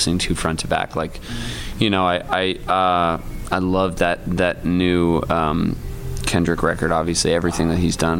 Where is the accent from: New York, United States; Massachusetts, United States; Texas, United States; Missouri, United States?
New York, United States; Ithaca; we were growing up in Ithaca